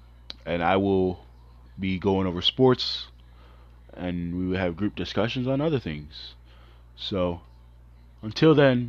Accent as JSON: {"language": "English", "town": "Chicago", "region": "Illinois", "country": "United States", "tie": "born or raised there", "said": "When you're truly born and raised in Chicago"}